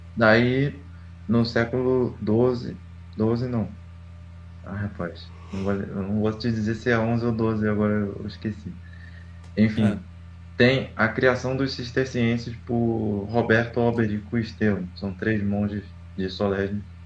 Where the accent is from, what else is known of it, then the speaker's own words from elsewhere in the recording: Rio de Janeiro, Brazil; Sou, sou carioca, de Campo Grande. Capital do Rio, Campo Grande